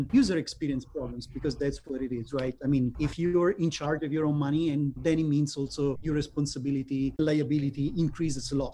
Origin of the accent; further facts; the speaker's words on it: Italy; I'm from Italy